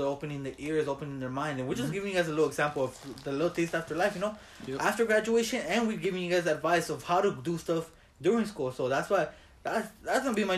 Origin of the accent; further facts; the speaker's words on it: Los Angeles, California, United States; We're some kids from East LA, bro.